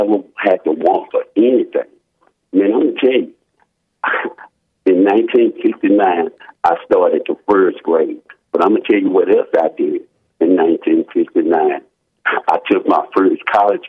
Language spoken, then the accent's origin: English; United States; I was born in America. I told you I was born in on the west side in 1963